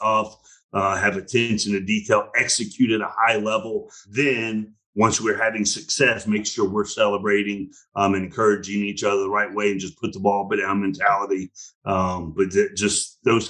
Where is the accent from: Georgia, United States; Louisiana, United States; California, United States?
Georgia, United States; Atlanta; to be able to do it in my hometown is special